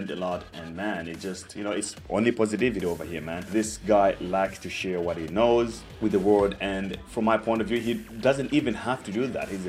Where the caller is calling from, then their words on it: Cape Town, Western Cape, South Africa; Yeah, I'm calling from Cape Town, South Africa.